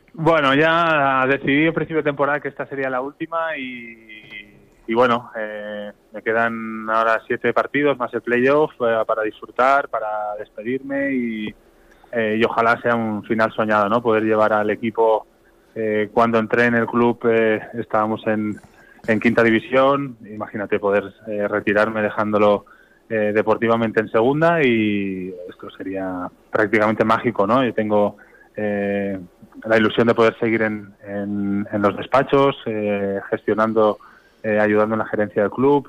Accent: Barcelona, Catalonia, Spain; moved away as an adult; now in Sant Antoni de Portmany, Spain

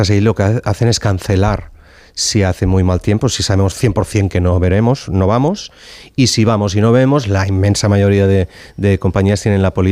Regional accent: Barcelona, Catalonia, Spain; also born or lived in Reykjavik, Iceland; yo me crié en Barcelona, en, en, Gracia, así que un barrio con mucha densidad de población, con lo cual estaba acostumbrado.

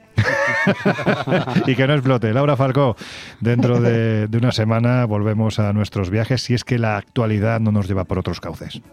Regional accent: Jaén, Andalusia, Spain; recorriendo mi tierra Jaén estos días

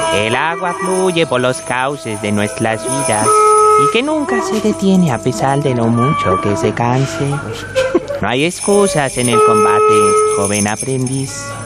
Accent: Melilla, Spain; yo he nacido en Melilla y cuando nací allí era provincia de Málaga

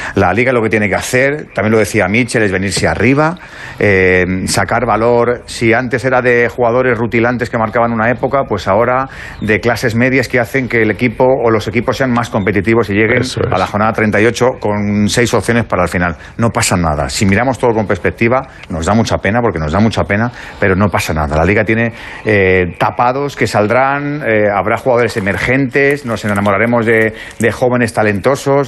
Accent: Madrid, Community of Madrid, Spain; soy de Madrid, soy vallecano, vivo en Vallecas

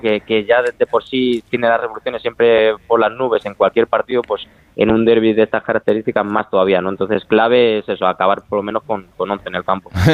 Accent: Madrid, Community of Madrid, Spain; now in Gijón, Spain; soy madrileño de nacimiento, pero es que me siento un asturiano más y, por todos los años que llevo ya viviendo aquí en Gijón

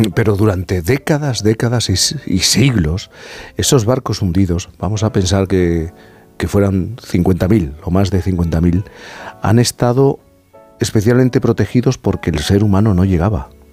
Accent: Cádiz, Andalusia, Spain; yo soy gaditano

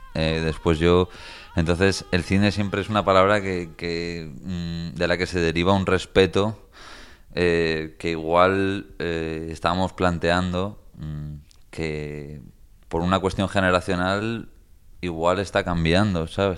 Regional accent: Spain; ser españoles

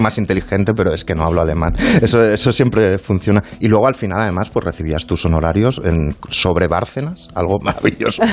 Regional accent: Spain

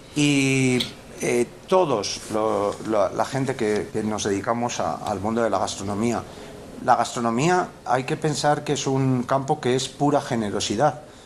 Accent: La Rioja, Spain; somos muy riojanos

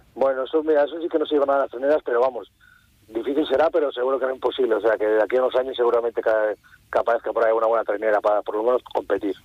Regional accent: Cantabria, Spain; en mi tierra y ante todos familiares y amigos

